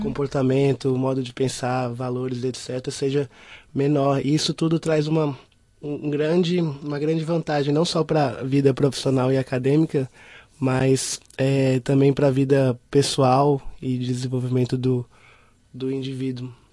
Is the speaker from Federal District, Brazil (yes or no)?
yes; Brasília, Federal District, Brazil; sou brasileiro 100%. Né? é, eu, eu, vim de Brasília, capital do Brasil